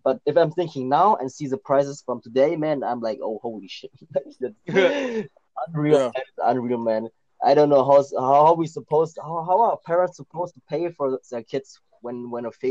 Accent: Germany; English is a second language; also born or lived in Thailand; when I came to Germany because I was born in Thailand but I came to Germany when I was like 10 years old and it was back in 2000

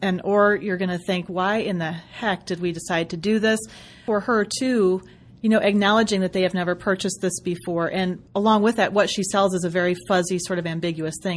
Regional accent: Western Michigan, United States; moved away; It's my home, my hometown. So hello, Michiganders.

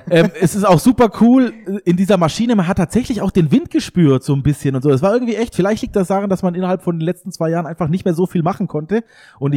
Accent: Eschelbach, Hohenlohe, Baden-Württemberg, Germany; meine Heimat Hohenlohe-Eschelbach

